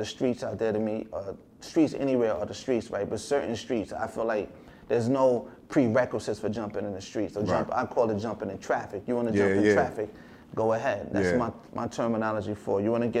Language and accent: English; New Rochelle, New York, United States; born there; also born or lived in Emporia, Virginia; I was born in New Rochelle, New York Hospital.